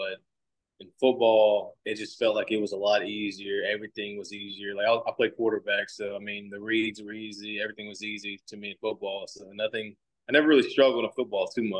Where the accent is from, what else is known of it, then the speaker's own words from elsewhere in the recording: Bossier City, Louisiana, United States; moved away as an adult; I'm from Bossier City, Louisiana